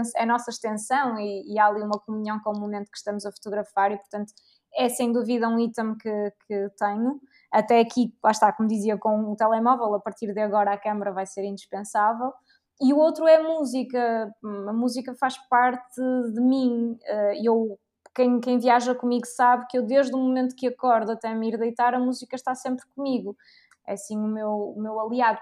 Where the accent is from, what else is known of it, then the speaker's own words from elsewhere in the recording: Portugal; eu era portuguesa